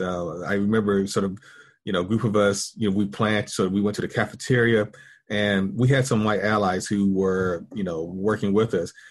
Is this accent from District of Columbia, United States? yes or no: no; Pilot Mountain, North Carolina, United States; moved away as an adult; also born or lived in Winston-Salem, North Carolina; now in Texas, United States; I am, uh, North Carolinian, and I was born in a small town called Pilot Mountain, North Carolina. Um, very rural town. When I was growing up, probably population around two or three thousand